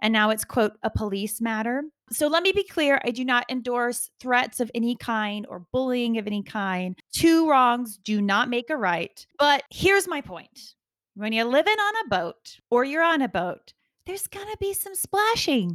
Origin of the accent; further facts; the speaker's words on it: the American South, United States; I grew up in the American South